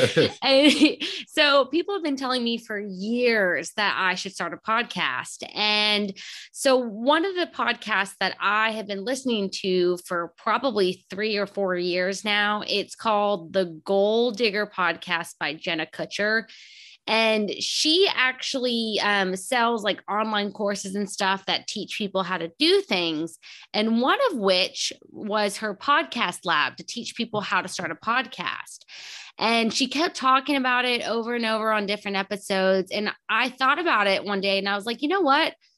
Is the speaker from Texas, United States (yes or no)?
yes; Texas, United States; now in Houston, United States; I grew up in a small town about an hour south, and I moved up to Houston